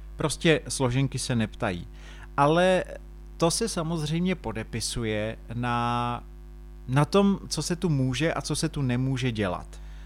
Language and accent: Czech; Czechia; tady u nás v Čechách